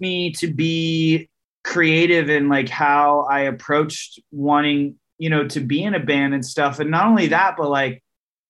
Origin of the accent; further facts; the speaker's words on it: Riverside, California, United States; Riverside, California. Yeah, born and raised, man. I'm like a SoCal kid